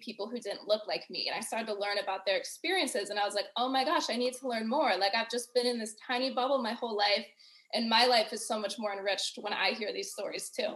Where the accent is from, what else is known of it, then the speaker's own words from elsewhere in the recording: Ohio, United States; my experience growing up in Ohio